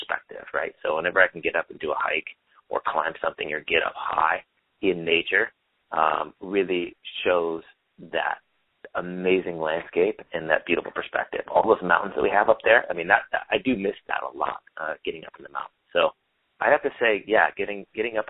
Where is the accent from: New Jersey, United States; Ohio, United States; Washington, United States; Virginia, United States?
Washington, United States; Olympia; now in Santa Monica, United States; I was born in Olympia, Washington